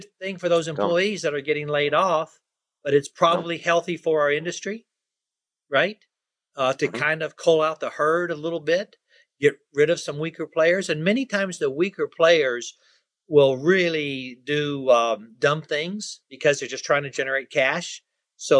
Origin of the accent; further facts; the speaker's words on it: United States; I'm an American.